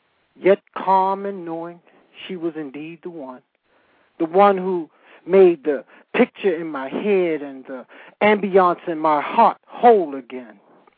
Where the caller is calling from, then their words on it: Calabasas, California, United States; I'm calling from Calabasas